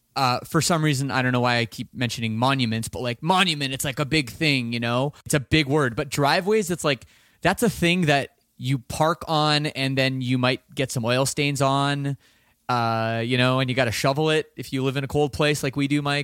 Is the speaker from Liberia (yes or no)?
no; Toronto, Ontario, Canada; I'm from Toronto